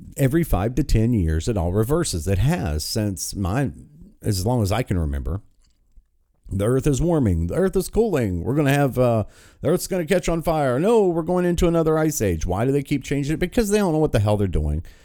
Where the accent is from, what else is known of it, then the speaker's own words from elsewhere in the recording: West Virginia, United States; my home state